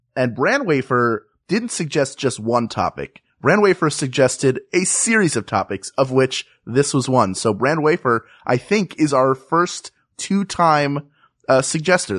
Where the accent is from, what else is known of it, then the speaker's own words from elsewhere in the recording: Philadelphia, Pennsylvania, United States; I grew up in Philadelphia, but I grew up in the Northeast, which is a, like, a neighborhood